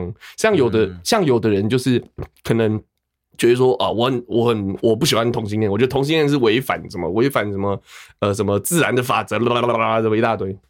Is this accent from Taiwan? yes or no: yes; Taiwan; 我们基基本上，因为我生在这里，我长在这里，我的所有的人生的，呃，我的人生历程的记忆都是在这块土地上面建立起来